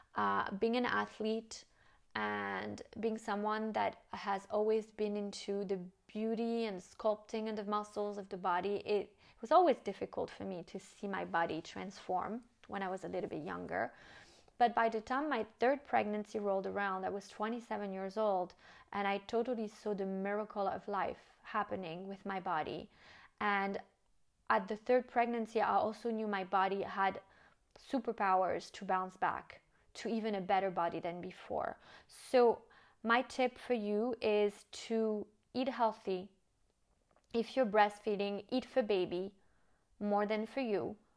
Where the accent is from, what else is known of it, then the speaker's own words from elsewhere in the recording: United States; moved away as an adult; also born or lived in France; now in Monaco; my French upbringing, even though I grew up and lived in the States